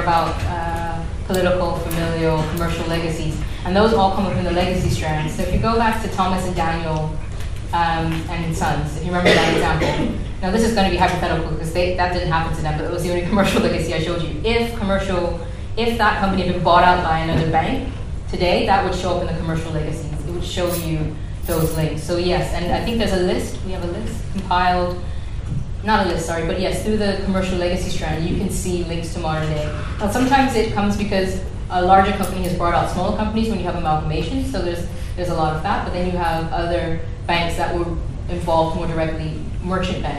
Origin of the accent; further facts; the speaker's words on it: Bermuda; now in United Kingdom; I'm from Bermuda